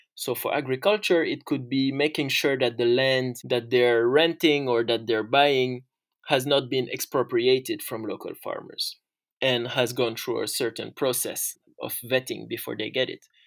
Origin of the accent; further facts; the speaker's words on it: Senegal; also born or lived in France; So, I'm originally from Senegal and France, and I grew up in Senegal.